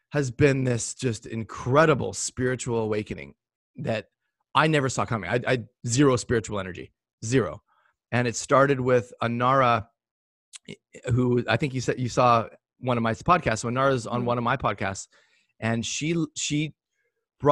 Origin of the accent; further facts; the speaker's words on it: Port Moody, British Columbia, Canada; born or raised there